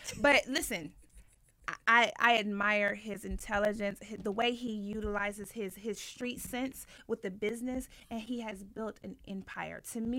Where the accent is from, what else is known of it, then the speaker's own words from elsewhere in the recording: Ohio, United States; I think when I first moved, I'm from the Midwest, by the way